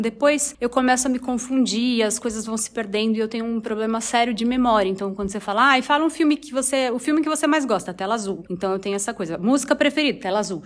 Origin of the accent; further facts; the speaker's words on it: Osvaldo Cruz, São Paulo, Brazil; em Oswaldo Cruz, que é a minha cidade natal